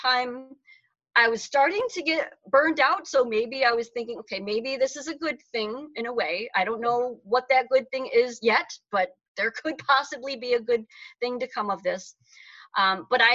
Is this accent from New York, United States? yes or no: yes; Utica, New York, United States; moved away as an adult; now in Auburn, Massachusetts, United States; I'm originally from Utica, New York, which is in central New York, nowhere near New York City